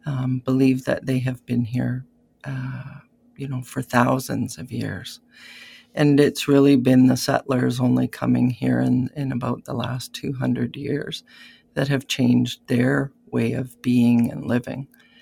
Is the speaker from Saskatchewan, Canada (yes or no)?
yes; Keeseekoose First Nation, Saskatchewan, Canada; I am from Kisakus First Nation, which is a Saulteaux community on the Saskatchewan side of the Saskatchewan-Manitoba border, about halfway down the province. And our people have been there for many years. I am from the Bear Clan